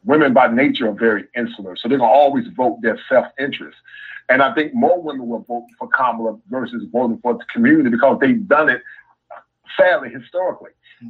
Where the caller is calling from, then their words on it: Raleigh, North Carolina, United States; man, calling from Raleigh, North Carolina.